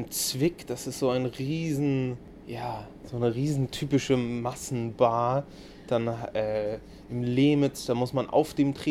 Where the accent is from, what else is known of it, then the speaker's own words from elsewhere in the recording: Hamburg, Germany; born there; Also ich bin ein groß, als gebürtiger Hamburger, ein großer Hamburg-Verfechter natürlich.